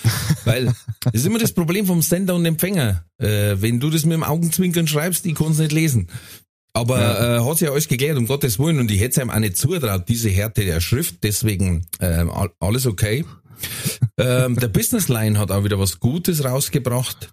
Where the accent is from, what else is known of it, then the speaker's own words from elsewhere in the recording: Ingolstadt, Bavaria, Germany; bei uns in Ingolstadt